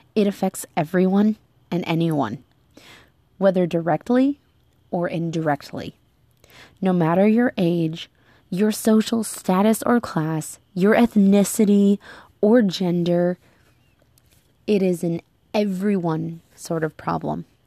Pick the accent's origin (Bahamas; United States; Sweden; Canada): United States; moved away; my home country of the United States